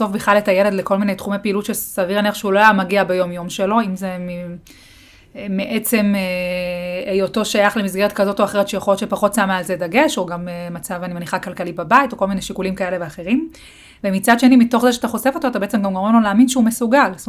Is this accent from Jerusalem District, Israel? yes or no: yes; Beit Shemesh, Jerusalem District, Israel; אני אה, גם גדלתי בפריפריה, גדלתי בבית שמש